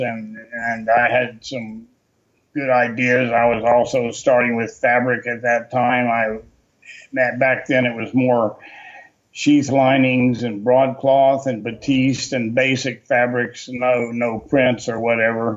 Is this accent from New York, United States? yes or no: no; Atlanta, Georgia, United States; moved away as an adult; also born or lived in North Carolina / Texas; I grew up in Atlanta, Georgia. I was born in North Carolina, but I grew up in Atlanta